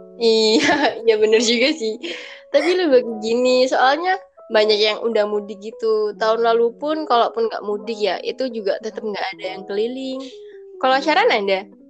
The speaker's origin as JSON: {"language": "Indonesian", "town": "Malang", "region": "East Java", "country": "Indonesia", "said": "aku orang Malang"}